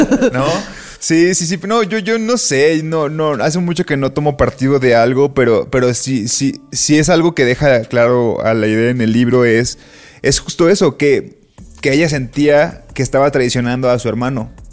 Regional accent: Colima, Mexico; tengo tatuado Colima

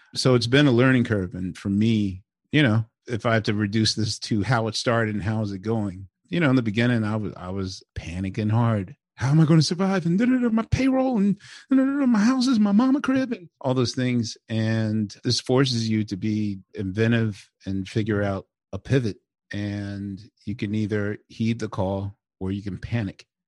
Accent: Philadelphia, Pennsylvania, United States; I'm from West Philly

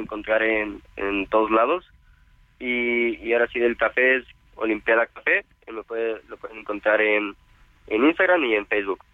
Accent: Veracruz, Mexico; yo soy originario de Veracruz

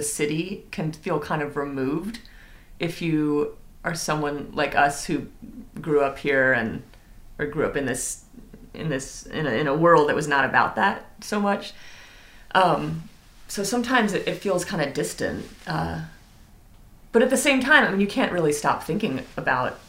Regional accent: Washington, District of Columbia, United States; I was born and raised here.

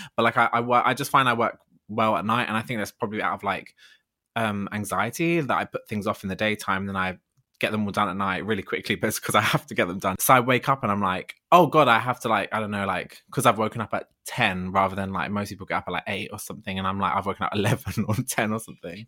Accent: Ladbroke Grove, London, United Kingdom; moved away as an adult; I'm from Lambert Grove, originally born and bred, just moved away actually 'cause I can't afford to live there anymore.

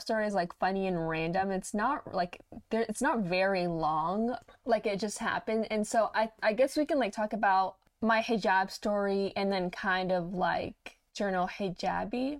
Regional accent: Dallas–Fort Worth area, Texas, United States; I was born and raised in Texas in the DFW area

